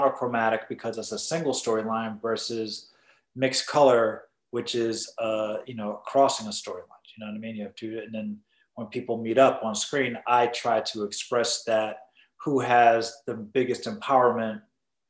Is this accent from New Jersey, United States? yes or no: no; Boston, Massachusetts, United States; I grew up in Boston. The borough-ish type neighborhood I grew up in was called Mattapan.